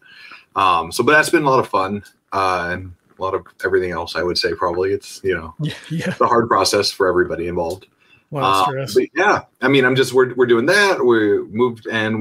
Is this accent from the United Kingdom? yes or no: no; North Dakota, United States; moved away as an adult; I grew up in North Dakota, and we actually moved back to North Dakota, not to where I grew up